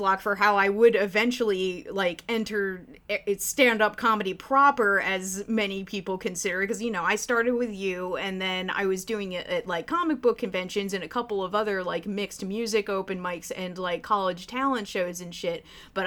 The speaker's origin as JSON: {"language": "English", "area": "Philadelphia area", "region": "Pennsylvania", "country": "United States", "tie": "born or raised there", "said": "in my hometown"}